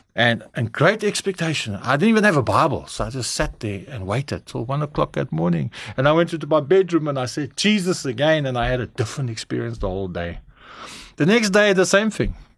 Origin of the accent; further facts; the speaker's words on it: Durban, KwaZulu-Natal, South Africa; also born or lived in Cape Town, South Africa; in Durban, uh, where I grew up, I'm Cape Townian, uh, born there in, um, Karl Bremer, hulle sê